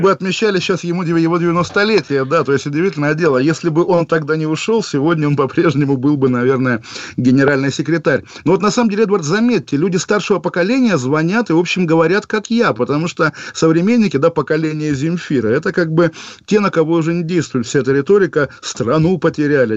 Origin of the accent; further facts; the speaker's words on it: Kaliningrad, Kaliningrad Oblast, Russia; Я сам прекрасно помню, как в Калининграде